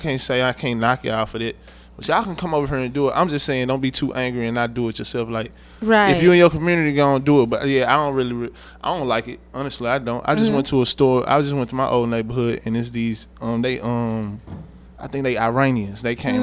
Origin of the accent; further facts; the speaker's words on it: Southern United States, United States; I come from the South, like, so down there is way different.